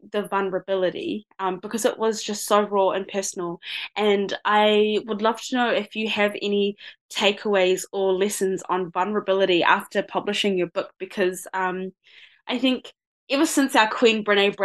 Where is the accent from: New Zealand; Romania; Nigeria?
New Zealand; accent: Kiwi; my voice and my accent, because I do sound pretty Kiwi